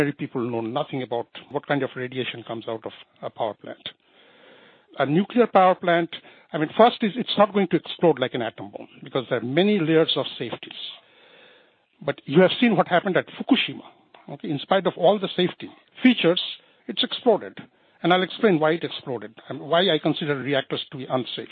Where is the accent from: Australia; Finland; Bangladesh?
Bangladesh; I'm from Bangladesh